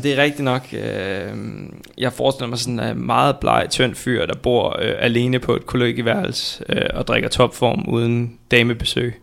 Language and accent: Danish; Viborg, Central Denmark Region, Denmark; Jeg er født og opvokset i øh, Viborg